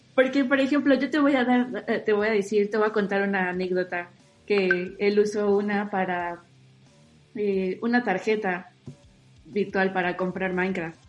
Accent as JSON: {"language": "Spanish", "country": "Mexico", "said": "yo como usuaria mexicana"}